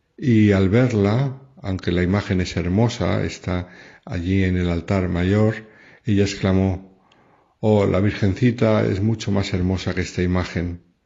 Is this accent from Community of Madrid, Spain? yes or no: yes; Madrid, Community of Madrid, Spain; nací en el Hospital de la Milagrosa de Madrid y fui bautizado en el santuario de la Medalla Milagrosa